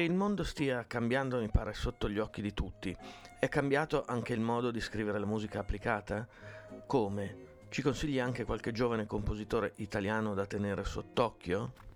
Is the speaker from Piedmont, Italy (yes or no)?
yes; Piedmont, Italy; sono piemontesi come me